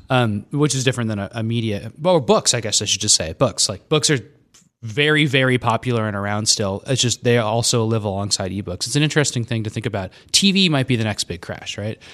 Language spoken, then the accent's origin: English; Scottsdale, Arizona, United States; moved away; I grew up in Scottsdale